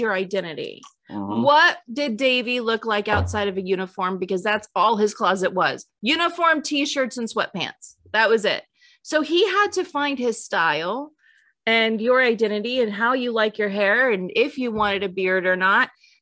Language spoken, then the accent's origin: English; California, United States; moved away; growing up in California